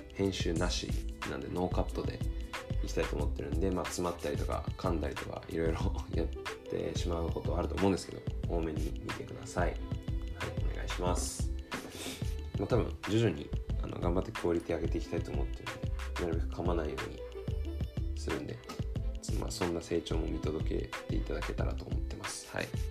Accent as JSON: {"language": "Japanese", "region": "Tokyo", "country": "Japan", "tie": "born or raised there", "moved": "as an adult", "lives_now": "California, United States", "said": "生まれも育ちも日本の東京です"}